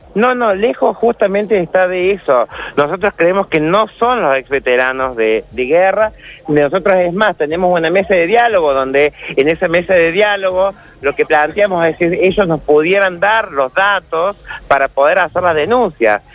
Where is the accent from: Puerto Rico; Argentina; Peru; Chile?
Argentina; como argentinos y argentinas